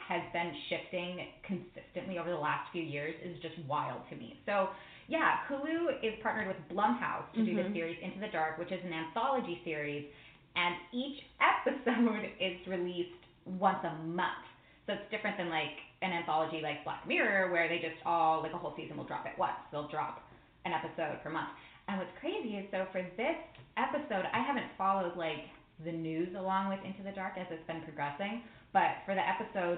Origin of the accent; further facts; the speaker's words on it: Albuquerque, New Mexico, United States; now in Los Angeles, United States; I'm from Albuquerque, New Mexico